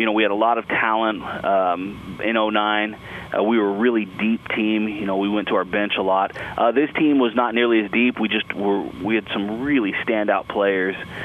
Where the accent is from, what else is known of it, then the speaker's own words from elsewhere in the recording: Dallas, Texas, United States; also born or lived in New Mexico; I'm from Dallas, Texas originally. I grew up here.